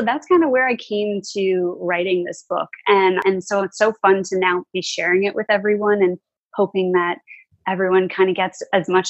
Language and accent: English; New York, United States; now in New Jersey, United States; I'm not. I'm actually originally from New York. And then I recently, well, like 3 years ago, I moved here because my husband lived here.